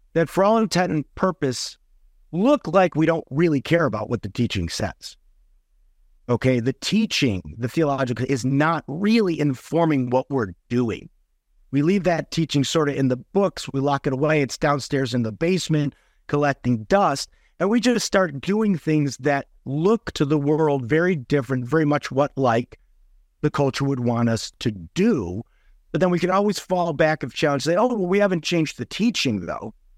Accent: Chicago, Illinois, United States; also born or lived in Germany; I grew up Roman Catholic in South Side Chicago

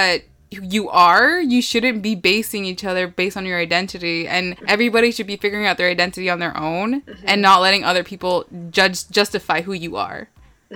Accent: Canada; we're Canadian

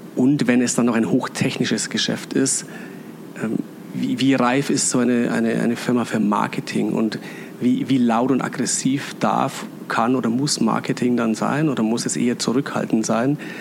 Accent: Straubing, Bavaria, Germany; now in Munich, Germany; Also ich bin in einer Stadt aufgewachsen, die heißt Straubing

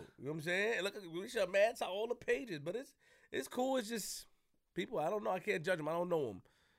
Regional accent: New York City, New York, United States; I'm from Linden and Farmers.

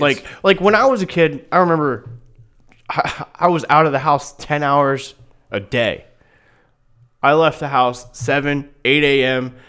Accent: Newton, Iowa, United States; I'm from Newton, thirty miles east of you

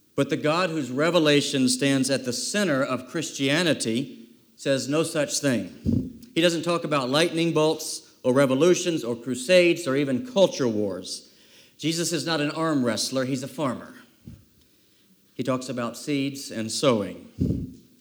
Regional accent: South Carolina, United States; many, many summers growing up in South Kakalaki also known as South Carolina

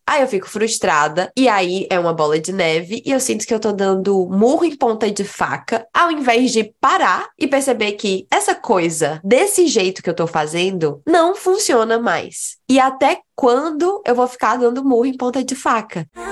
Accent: Northeast Region, Brazil; moved away; quando eu ainda morava na minha terra, no Nordeste

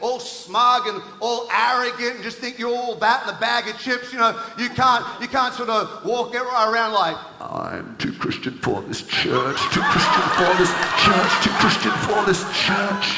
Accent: Townsville, Queensland, Australia; moved away; also born or lived in New Zealand; I grew up in Townsville, North Queensland

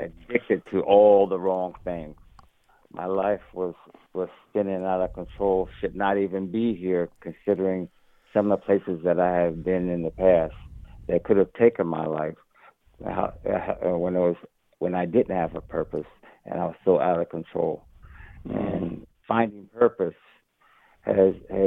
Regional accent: New Jersey, United States; I grew up in the 60s. And experienced in my hometown in New Jersey

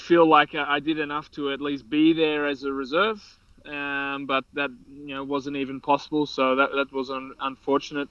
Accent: Australia; I'm still an Australian

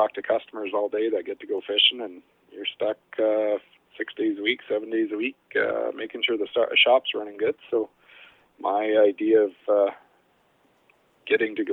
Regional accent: Chilliwack, British Columbia, Canada; now in Lone Butte, Canada; I grew up in Chilliwack. My parents owned a dairy farm

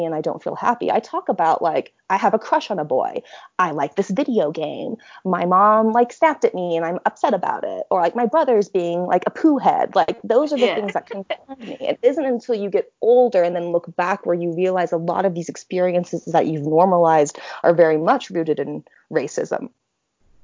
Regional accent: Orem, Utah, United States; also born or lived in Nanjing, China; I grew up in Orem, Utah, which is Utah County.

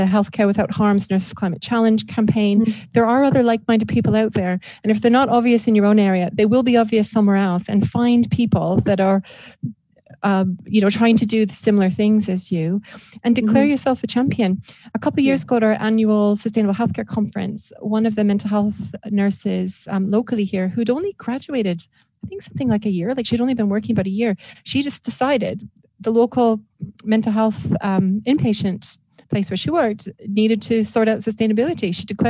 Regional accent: Canada; Well, exactly. And I'm Canadian too, right?

